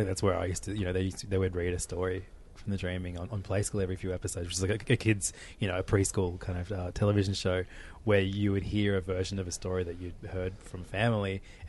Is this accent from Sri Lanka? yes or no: no; Australia; growing up in Australia in the 80s